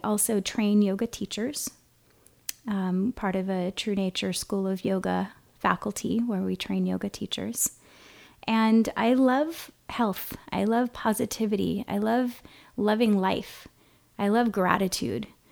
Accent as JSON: {"language": "English", "town": "Kona", "region": "Hawaii", "country": "United States", "also_born_or_lived": "San Francisco, California", "moved": "as an adult", "lives_now": "Oceanside, United States", "said": "I am from Hawaii, from Kona specifically, and living now in Southern California"}